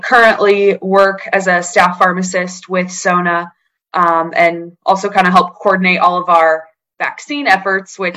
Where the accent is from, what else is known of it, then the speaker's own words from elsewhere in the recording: Springfield, Illinois, United States; moved away as an adult; also born or lived in Edwardsville, Illinois; now in Asheville, United States; I am originally from Springfield, Illinois, land of Lincoln